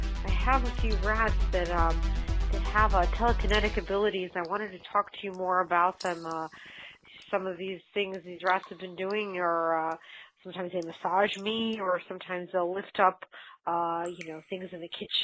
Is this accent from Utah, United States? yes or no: yes; Utah, United States; I'm from Utah.